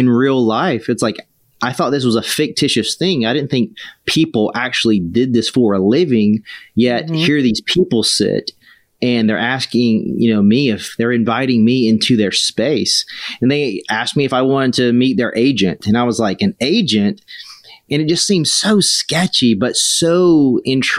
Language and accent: English; South Carolina, United States; moved away as an adult; also born or lived in Hollywood; I grew up in South Carolina